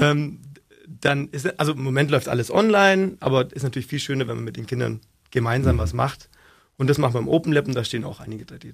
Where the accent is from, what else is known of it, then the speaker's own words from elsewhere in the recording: Augsburg, Bavaria, Germany; accent: Augsburgerisch; ist nur Augsburger